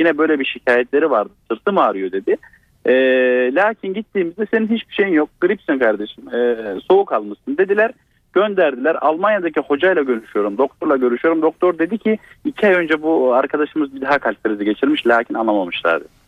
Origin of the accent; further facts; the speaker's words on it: Sivas Province, Turkey; babamın babası yani dedem e, Sivaslıyız biz.